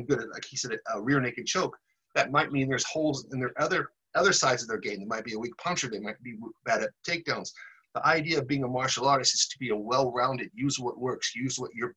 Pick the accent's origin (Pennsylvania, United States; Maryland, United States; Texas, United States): Texas, United States; I'm from Texas